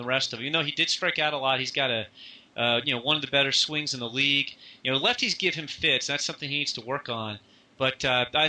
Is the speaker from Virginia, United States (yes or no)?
yes; Northern Virginia, United States; I grew up in Northern Virginia